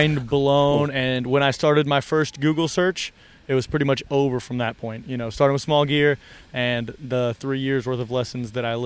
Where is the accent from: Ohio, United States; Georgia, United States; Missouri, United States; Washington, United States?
Missouri, United States; Kansas City; moved away as an adult; also born or lived in Montgomery, Alabama; I grew up in Kansas City, Missouri